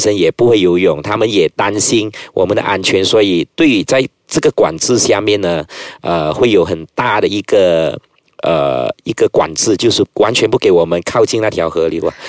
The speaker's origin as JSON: {"language": "Chinese", "region": "Guangdong", "country": "China", "said": "我都是会煮，会煮一些米粉吃啊，啊，还是会煮一些啊家常便饭啊，蒸猪肉啊等等，我们广东人喜欢吃的，煲一煲汤啊。"}